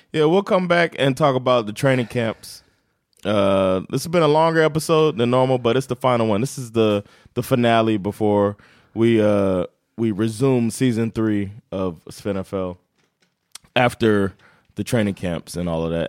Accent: Florida, United States; I'm from Florida.

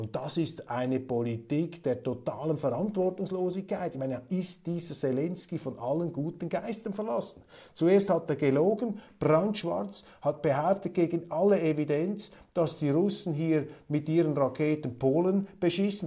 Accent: Switzerland; In der Schweiz haben wir viele Eingebürgerte

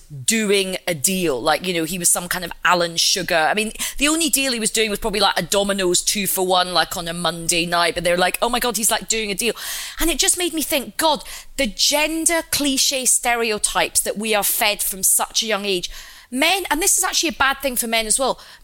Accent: Glasgow, Scotland, United Kingdom; I'm like Indian and Glaswegian.

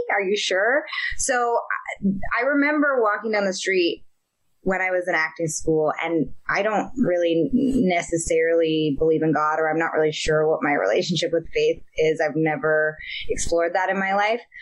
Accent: Marin County, California, United States; I grew up in Marin County, which is across the Golden Gate Bridge from San Francisco

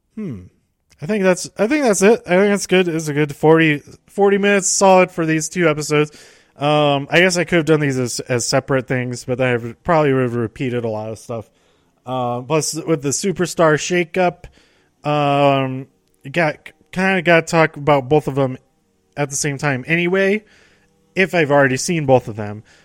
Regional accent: Denver, Colorado, United States; I'm from Denver

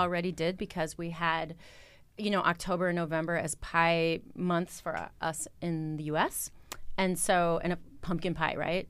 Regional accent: Wisconsin, United States; moved away as an adult; also born or lived in Los Angeles; now in Copenhagen, Denmark; I'm from Wisconsin

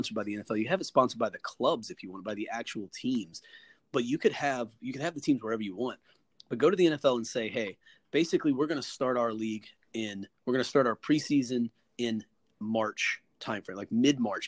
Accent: the South, United States; I grew up in the South

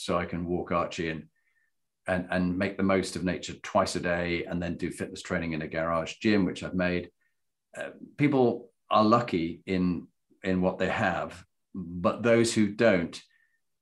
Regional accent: Yorkshire and the Humber, United Kingdom; I'm also from Yorkshire and we tend to say things as they are.

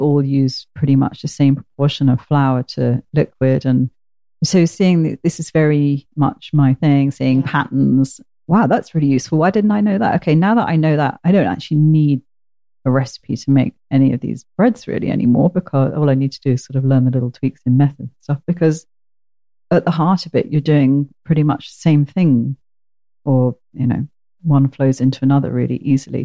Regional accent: Portsmouth, South East England, United Kingdom; I come from Portsmouth

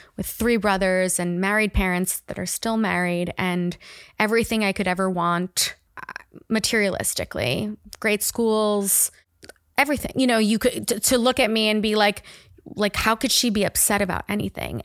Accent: Miami Beach, Florida, United States; moved away as an adult; also born or lived in New York; now in Austin, United States; I grew up in Miami Beach

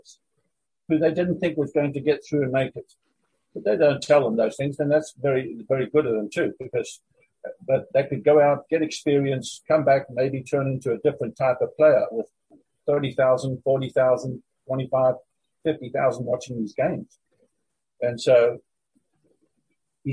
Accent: Durban, KwaZulu-Natal, South Africa; moved away as an adult; also born or lived in London, United Kingdom; I'm a South African boy

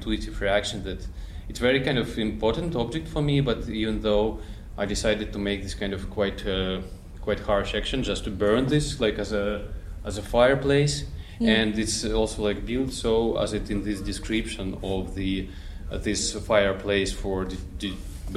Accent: Petrozavodsk, Republic of Karelia, Russia; moved away; also born or lived in Finland; I was born in Petrozavodsk, which is Karelia. It's like more northern part of Russia

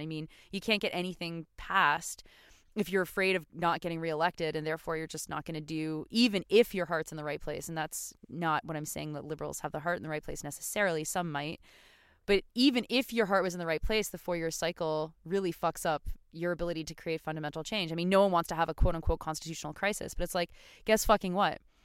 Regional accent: Canada; we as Canadian citizens

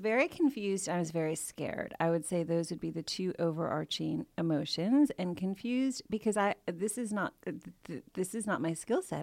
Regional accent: Chicago, Illinois, United States; now in London, United Kingdom; my hometown of Chicago

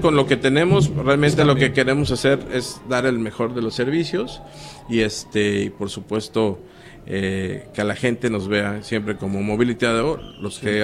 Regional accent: Xalapa, Veracruz, Mexico; Yo soy de Jalapa, Veracruz

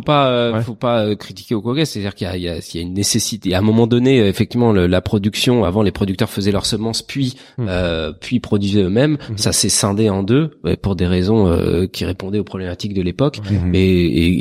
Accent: Paris, Île-de-France, France; en tant que parisien

